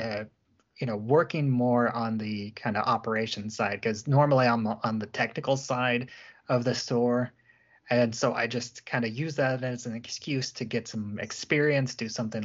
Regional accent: Springfield, Illinois, United States; I grew up in Central Illinois, Springfield, Illinois, the capital city there

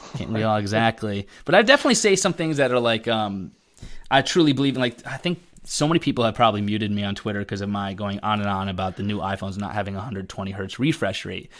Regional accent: Connecticut, United States; But I live in Connecticut, born and raised in Connecticut.

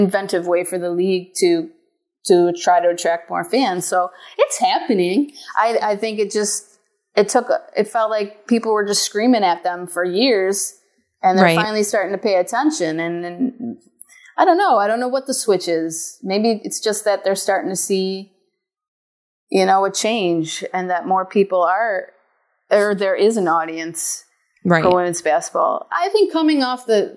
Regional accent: Buffalo, New York, United States; I get to write about Buffalo sports in my hometown that I grew up in, watching

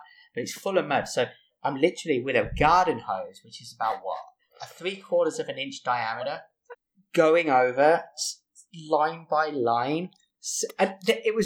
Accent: England, United Kingdom; also born or lived in I'm British; now in United States; especially as an English person

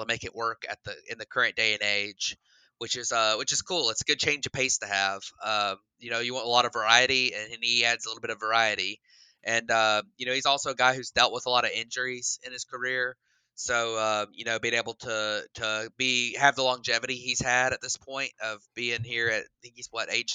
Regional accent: Hoover, Alabama, United States; I grew up in Hoover, Alabama

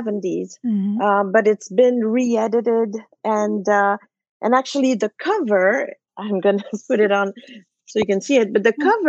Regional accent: Switzerland; first language French; English is a second language; moved away; I was born in Switzerland, and both my grandparents at the time lived in Switzerland as well.

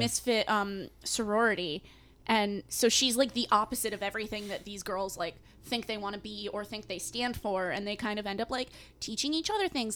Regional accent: New England, United States; I'm from New England

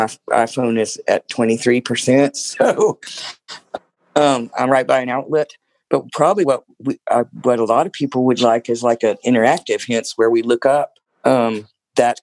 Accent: Tallahassee, Florida, United States; I'm from Tallahassee, Florida

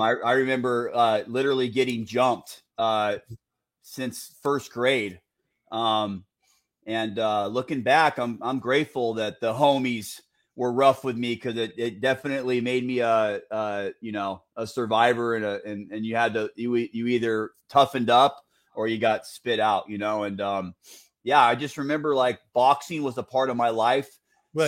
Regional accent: Santa Ana, California, United States; I grew up off 17th Street

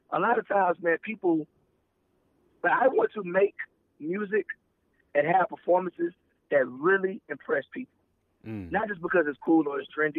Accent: the South, United States; being a Southerner, you know, I grew up in the church.

